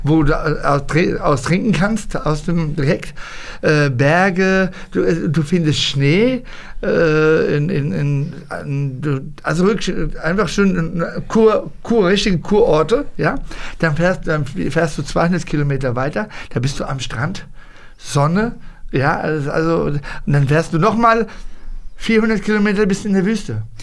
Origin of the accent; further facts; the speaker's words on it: Hanau, Hesse, Germany; moved away as an adult; now in Morocco; ich bin in Deutschland geboren